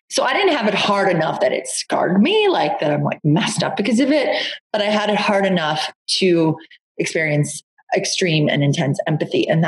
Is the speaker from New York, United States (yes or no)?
yes; Long Island, New York, United States; I grew up in Long Island and um, with two two really lovely parents in a very suburban environment.